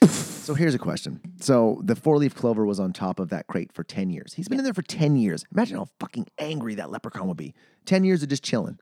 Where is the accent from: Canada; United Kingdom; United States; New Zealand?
Canada; Manitoba; I'm from, I'm from Manitoba.